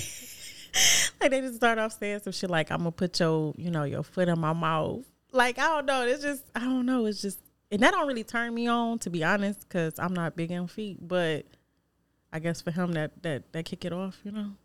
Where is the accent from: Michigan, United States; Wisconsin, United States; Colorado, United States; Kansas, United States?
Michigan, United States; Detroit; Not from Joy Road, but I'm from Detroit